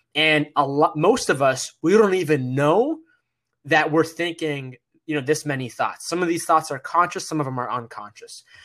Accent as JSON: {"language": "English", "region": "Massachusetts", "country": "United States", "tie": "born or raised there", "said": "I'm the son of, uh, my parents who immigrated to America from Egypt, and we moved to Massachusetts, and I was born here in America"}